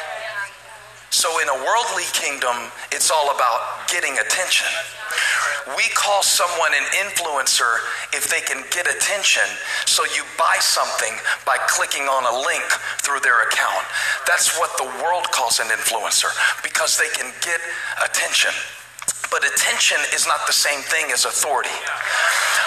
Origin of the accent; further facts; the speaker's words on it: Moncks Corner, South Carolina, United States; accent: southern; I grew up in Monk's Corner, South Carolina